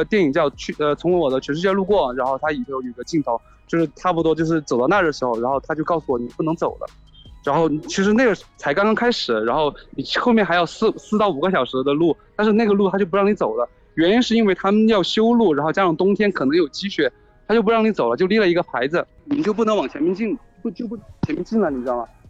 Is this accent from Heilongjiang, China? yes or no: no; Hechuan, Chongqing, China; 他说今年你回不回合川，就是我老家